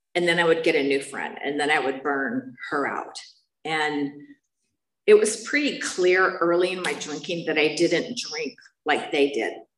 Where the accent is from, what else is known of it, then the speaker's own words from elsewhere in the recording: San Bernardino, California, United States; moved away; I'm from San Bernardino